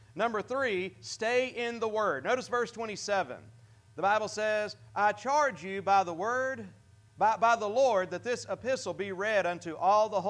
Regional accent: United States; As American

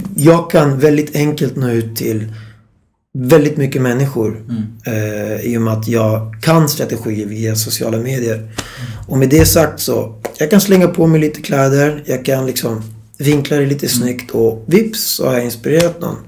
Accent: Stockholm, Stockholm County, Sweden; Född och uppvuxen i Stockholm.

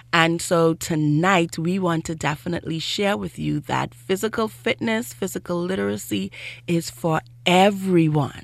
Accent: Grand Bahama, Bahamas; I grew up in Grand Bahama

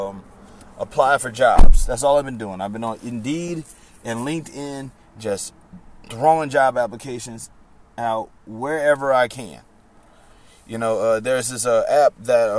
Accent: Baton Rouge, Louisiana, United States; moved away; Baton Rouge is my hometown

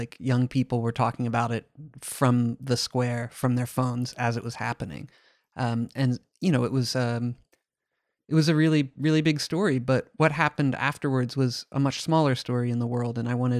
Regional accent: United States; for me as an American, like we watched in real time from afar

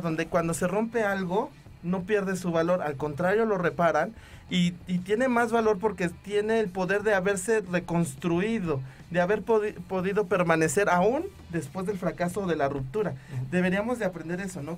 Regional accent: Mexico; nosotros como mexicanos

